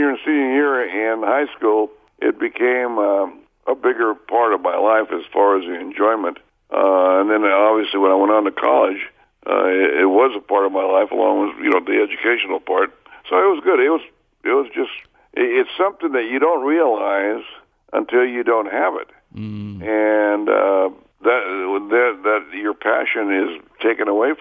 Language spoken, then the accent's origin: English; San Joaquin Valley, California, United States; growing up in the San Joaquin Valley